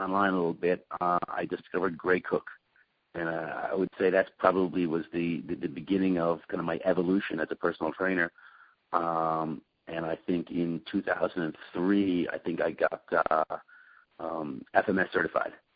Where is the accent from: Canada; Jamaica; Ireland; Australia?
Ireland; Dublin, Leinster; moved away as an adult; also born or lived in London; now in United States; I am from Dublin in Ireland, uh, and I have been in the United States since the year 2000.